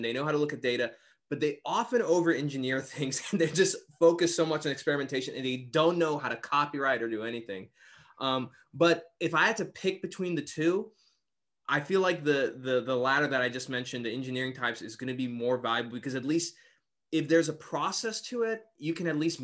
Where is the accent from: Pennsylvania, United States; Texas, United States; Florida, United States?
Texas, United States; I'm from Texas